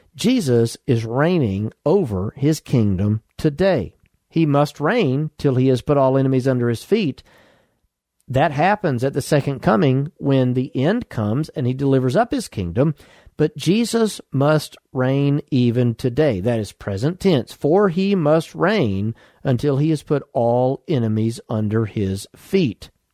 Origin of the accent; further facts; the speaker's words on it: United States; I'm an American citizen because I was born in the United States